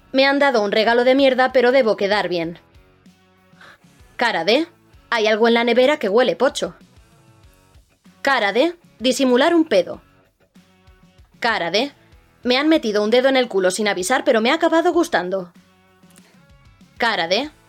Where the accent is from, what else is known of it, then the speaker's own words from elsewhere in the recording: Valencian Community, Spain; yo es que soy valenciana yo soy, valenciana y los insultos en valenciano para mí o catalán son superiores.